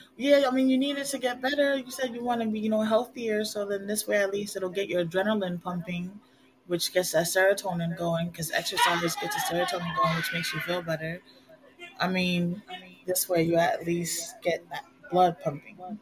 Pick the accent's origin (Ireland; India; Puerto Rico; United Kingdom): Puerto Rico; first language Spanish; English is a second language; moved away as an adult; also born or lived in United States / Connecticut; now in Virginia, United States; I grew up both in the United States and in Puerto Rico, so I know how what it's like to be raised American, and I know what it's like to be raised Puerto Rican.